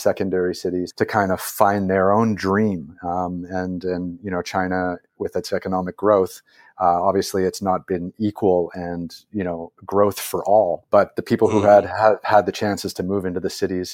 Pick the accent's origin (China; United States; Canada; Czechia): Canada; as a Canadian